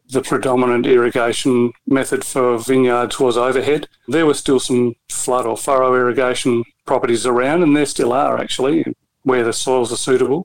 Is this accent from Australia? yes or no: yes; the Mallee, South Australia, Australia; I grew up in the Mallee, not far from the Riverland